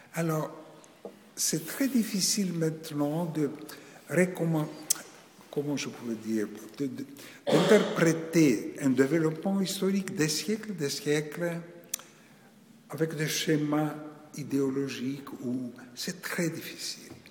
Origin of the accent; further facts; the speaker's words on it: Greece; moved away as an adult; also born or lived in Paris, France; je suis né en Grèce, c'est-à-dire dans un pays dit orthodoxe.